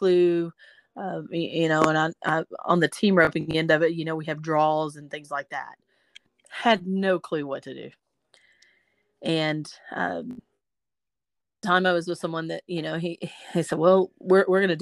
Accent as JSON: {"language": "English", "town": "Gladewater", "region": "Texas", "country": "United States", "said": "I'm from a small town in East Texas. Of course, I'm a Texan, and I'm from a small town. It's Gladewater, Texas"}